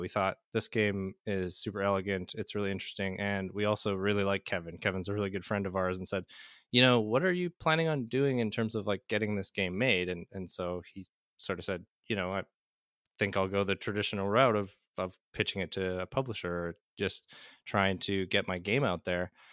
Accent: Manitoba, Canada; moved away; I'm, uh, Canadian originally, uh, born and raised in Manitoba, Canada

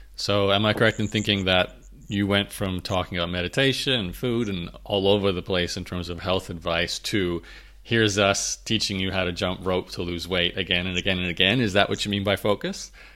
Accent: Australia; I grew up in Australia so my uh, my football is rugby league or Australian rules

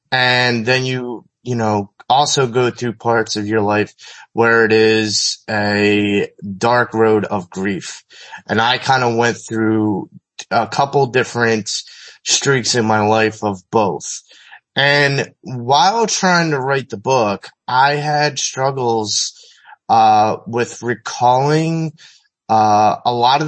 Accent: Philadelphia, Pennsylvania, United States

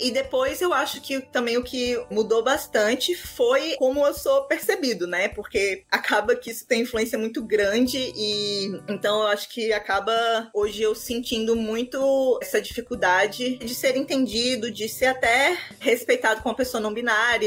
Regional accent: Natal, Rio Grande do Norte, Brazil; eu sou de Natal, do Rio Grande do Norte

